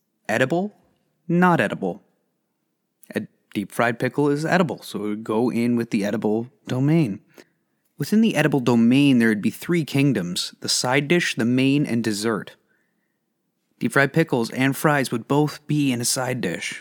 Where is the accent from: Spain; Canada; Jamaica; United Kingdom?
Canada; As a Canadian